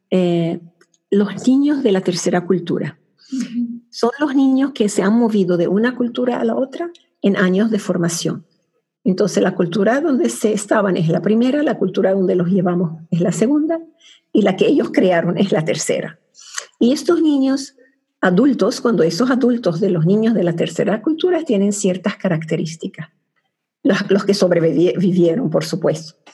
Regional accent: Venezuela; now in Cyprus; Estoy casada con inglés, vivo en Chipre, soy venezolana con raíces del Medio Oriente, tengo tres hijastros y cuatro nietos que viven en Francia.

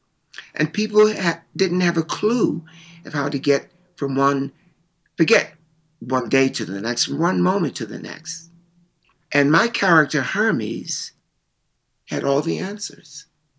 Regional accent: Chicago, Illinois, United States; now in New York, United States; Because when I came in from Chicago, I was real. But New York wasn't.

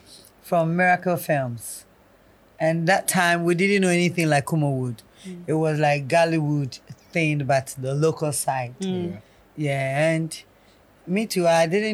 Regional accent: Kumasi, Ashanti, Ghana; first language Twi; English is a second language; the girl from Kumasi.

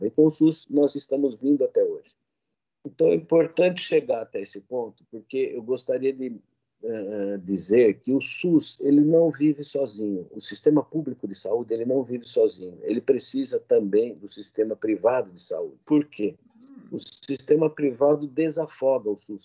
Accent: Jaú, São Paulo, Brazil; moved away as an adult; also born or lived in Botucatu / Porteirão, Goiás; now in Campinas, Brazil; eu sou nascido em Jaú, interior de São Paulo

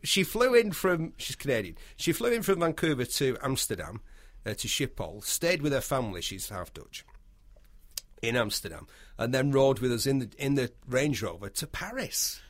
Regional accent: United Kingdom; We are British

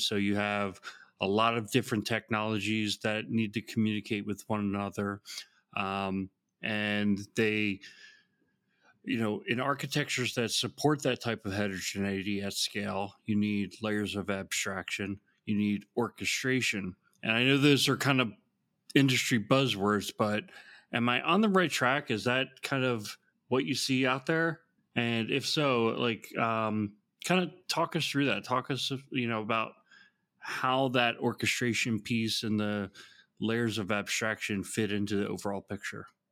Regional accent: Georgia, United States; the state of Georgia, which is my home state

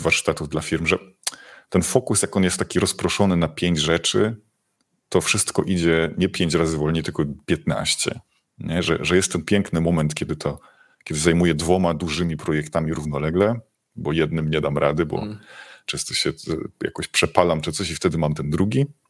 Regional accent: Silesian Voivodeship, Poland; ja jestem ze Śląska

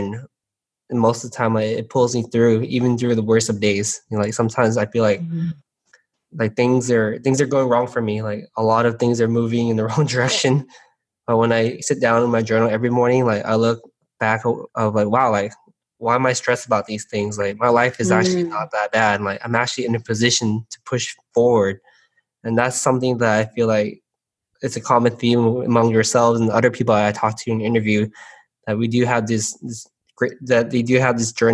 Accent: San Gabriel, California, United States; growing up in San Gabriel, like we're always very sheltered.

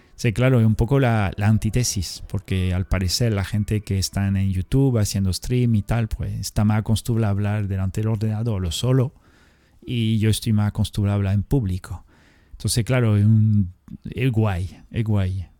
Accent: Spain; nosotros tenemos Andalucía y, la zona, yo qué sé, por la eh, Cataluña

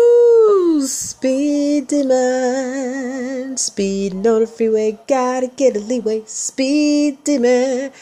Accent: Michigan, United States; I'm from Michigan, people, the motor capital of the world. We drive like we stole it in the mitten

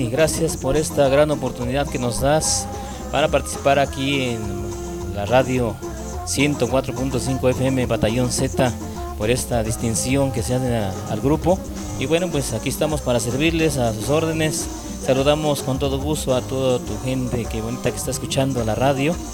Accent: Zacapoaxtla, Puebla, Mexico; pues venimos de Zacapuazla, estamos en México

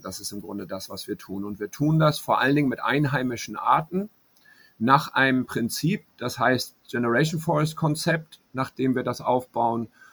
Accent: Hamburg, Germany; moved away as an adult; now in Panama; in meiner Heimatstadt Hamburg, aber ich lebe hier

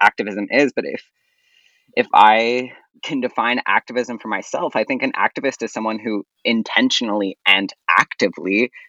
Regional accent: Montreal, Quebec, Canada; my pronouns are he, him. And I'm from Montreal

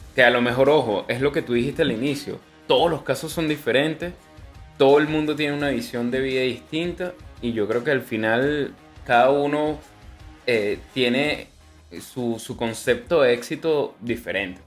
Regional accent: Venezuela; now in Chile; nosotros como venezolanos

